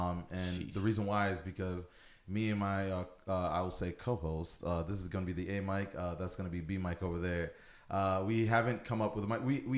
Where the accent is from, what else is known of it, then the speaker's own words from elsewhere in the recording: Buffalo, New York, United States; But again, I'm originally from Buffalo, so it's comfortable. I'm visiting for about a week.